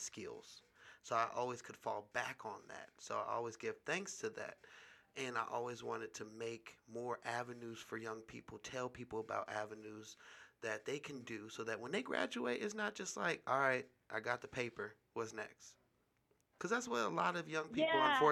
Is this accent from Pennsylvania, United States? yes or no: no; Richmond, California, United States; now in Las Vegas, United States; I'm from Richmond, California.